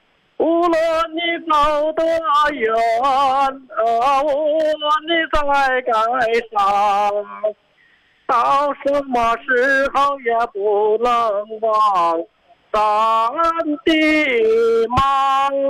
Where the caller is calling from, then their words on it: Shuangcheng, Heilongjiang, China; 哦，我是来自双城地区，